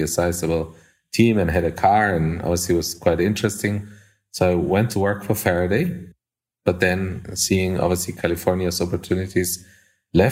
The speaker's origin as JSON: {"language": "English", "country": "Colombia", "tie": "born or raised there", "also_born_or_lived": "Germany / Japan", "moved": "as an adult", "said": "I was born and raised in Colombia and South America"}